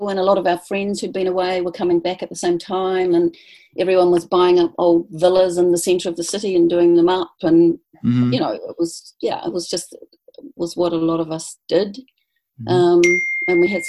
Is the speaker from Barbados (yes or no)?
no; New Zealand; moved away as an adult; So I was about 26 or 27, I think, when we landed in London, and realizing that we weren't actually British.